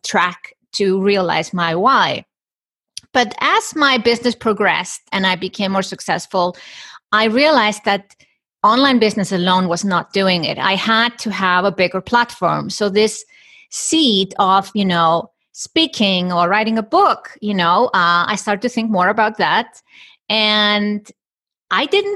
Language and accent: English; Iceland; I come from Iceland. And in Iceland, you know, people are forward thinking in gender equality